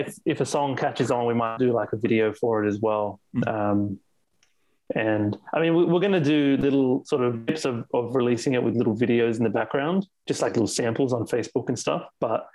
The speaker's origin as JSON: {"language": "English", "town": "Sydney", "region": "New South Wales", "country": "Australia", "tie": "born or raised there", "said": "I'm born and raised in Australia, in Sydney."}